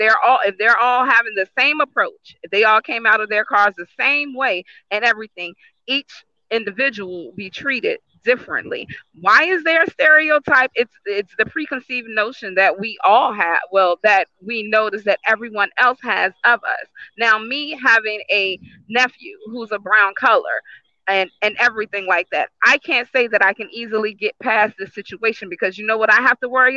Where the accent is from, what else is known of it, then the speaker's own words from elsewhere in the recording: Richmond, Virginia, United States; I myself was born and raised in Richmond, Virginia